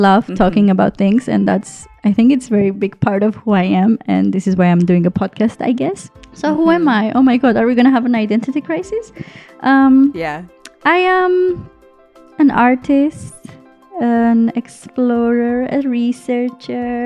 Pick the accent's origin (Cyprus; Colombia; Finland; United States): Cyprus; I am from Cyprus. Yes, I'm an Armenian in Cyprus